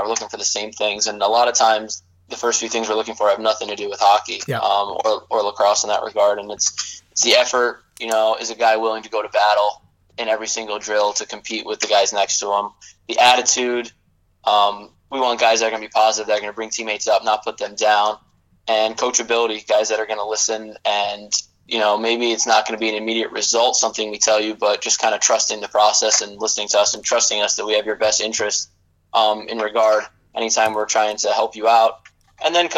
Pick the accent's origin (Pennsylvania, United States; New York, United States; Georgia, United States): New York, United States; Section 4; moved away; I'm actually from Section 4 myself